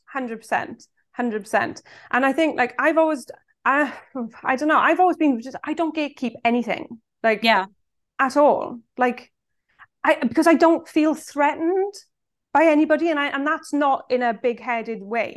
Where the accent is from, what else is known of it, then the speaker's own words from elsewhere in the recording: Swansea, Wales, United Kingdom; I'm from Swansea in South Wales